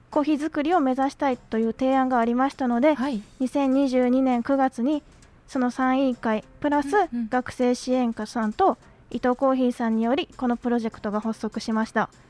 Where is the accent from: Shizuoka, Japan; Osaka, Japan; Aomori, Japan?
Osaka, Japan; はい、私も大阪出身なんですけど